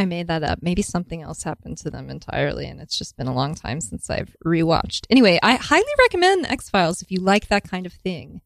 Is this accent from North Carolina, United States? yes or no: no; Houston, Texas, United States; moved away; Houston, Texas